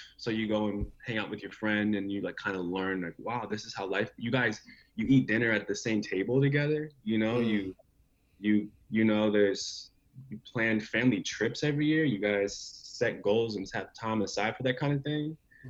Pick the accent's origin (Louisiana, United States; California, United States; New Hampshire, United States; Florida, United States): California, United States; Anaheim; also born or lived in Arizona / Michigan; now in Seattle, United States; I grew up in several places. I was born in California. I spent about 9 years of my life there, off and on, in Anaheim. And then, you know, I lived in Arizona for quite a bit as a child.